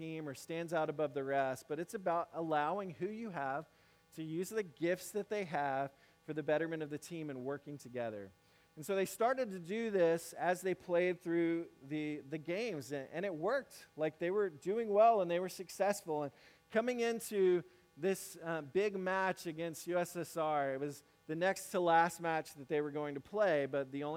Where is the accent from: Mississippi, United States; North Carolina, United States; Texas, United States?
Mississippi, United States; moved away as an adult; now in South Carolina, United States; I grew up in Mississippi. Now I'm in South Carolina